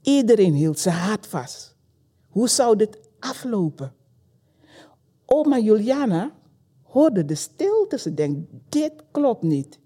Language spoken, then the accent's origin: Dutch; Paramaribo, Paramaribo District, Suriname; now in Belgium; geboren in Suriname, in de hoofdstad Paramaribo